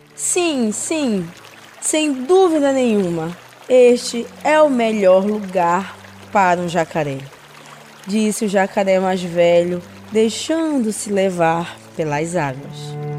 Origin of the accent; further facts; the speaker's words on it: Maiauatá river, interior of Pará, Brazil; venho do interior do Pará, lá do rio Maiauatá